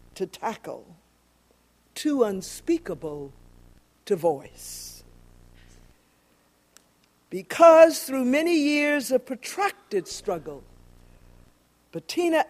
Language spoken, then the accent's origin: English; Jacksonville, Florida, United States; the community that I grew up in Jacksonville, Florida